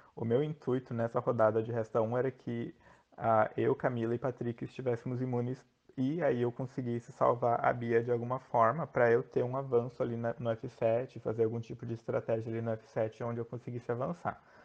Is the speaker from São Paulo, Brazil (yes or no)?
no; Joinville, Santa Catarina, Brazil; sou de Joinville, Santa Catarina